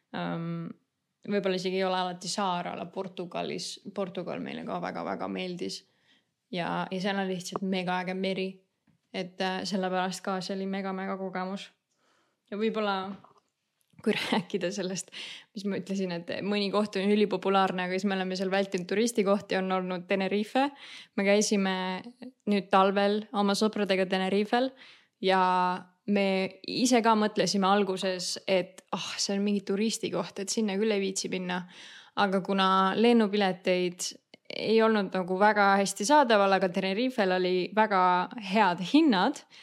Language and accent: Estonian; Saare County, Estonia; now in Denmark; me oleme Saaremaalt